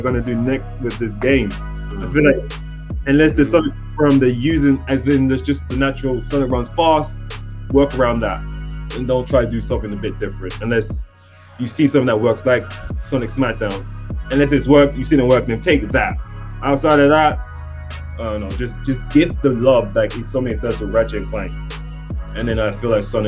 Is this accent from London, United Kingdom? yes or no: yes; London, United Kingdom; We're all from London here